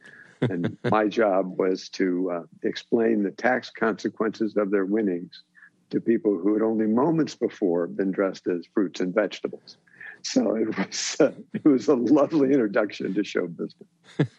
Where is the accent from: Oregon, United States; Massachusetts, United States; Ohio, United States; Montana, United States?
Ohio, United States; Delaware; moved away as an adult; now in Los Angeles, United States; Delaware, Ohio. It's just a little north of Columbus. Basically, it's a farm town that had a university. So Ohio Wesleyan University was there. So we were a farm town where the New York Philharmonic came to play.